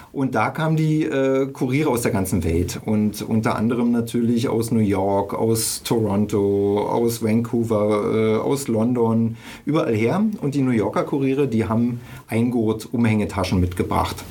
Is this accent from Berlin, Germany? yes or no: yes; Berlin, Germany; ich bin in der DDR groß geworden, also in Ostberlin.